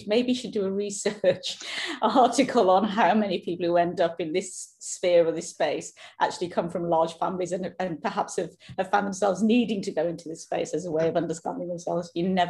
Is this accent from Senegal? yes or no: no; United Kingdom; accent: British; now in Norway; you'll hear my accent is British, born and brought up in the UK, now living in Norway, have done for the last 15 years.